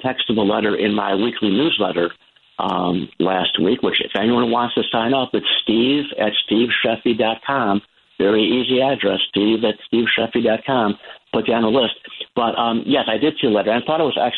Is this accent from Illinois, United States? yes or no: yes; Illinois, United States; I'm from Illinois